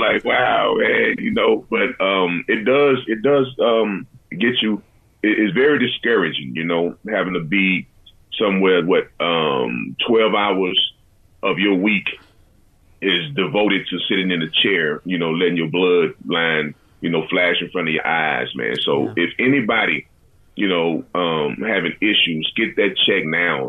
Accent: Galveston, Texas, United States; growing up in Galveston, Texas

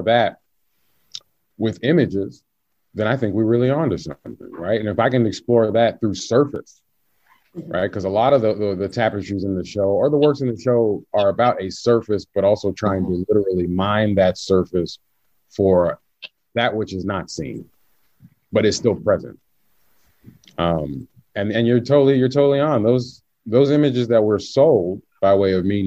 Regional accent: the South, United States; I'm from the South

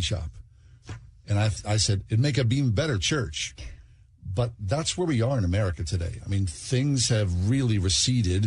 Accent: Swissvale, Pennsylvania, United States; grew up in Swissvale

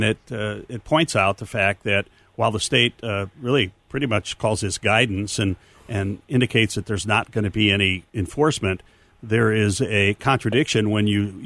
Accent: Newark, Illinois, United States; also born or lived in Ottawa, Illinois; Actually, I grew up in Newark, Illinois

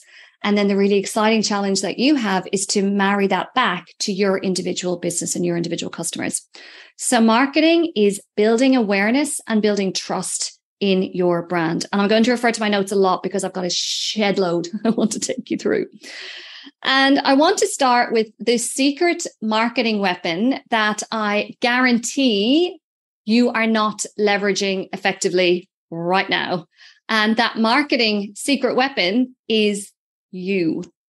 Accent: Ireland; I'm Irish.

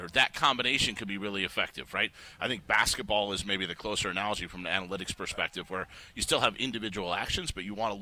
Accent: Chicago, Illinois, United States; moved away; I grew up in Chicago watching Michael Jordan and Walter Payton.

